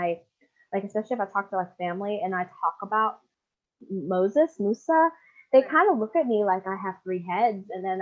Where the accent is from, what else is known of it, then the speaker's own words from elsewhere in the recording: United States; me just being an American